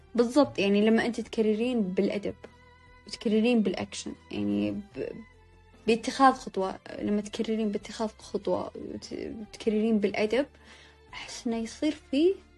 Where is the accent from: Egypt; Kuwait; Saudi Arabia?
Saudi Arabia; عندنا بالسعودية